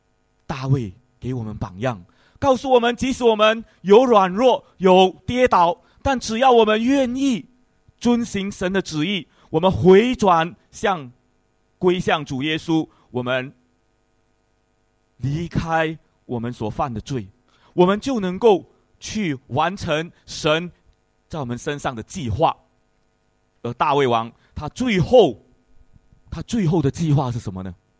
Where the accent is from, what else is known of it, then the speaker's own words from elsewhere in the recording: Singapore; 因为我们是新加坡人，大概就会过一个比较像新加坡人的生生活习惯。